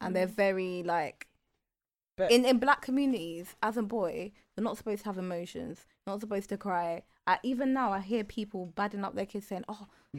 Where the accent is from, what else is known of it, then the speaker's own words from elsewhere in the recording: Canada; Canada. Yeah. I'm from Canada.